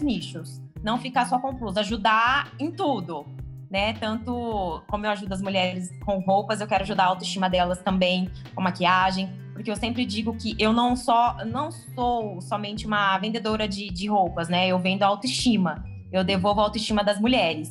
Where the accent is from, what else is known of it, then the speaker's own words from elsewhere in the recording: Tupã, São Paulo, Brazil; eu sou do interior de São Paulo, né, na cidade de Tupã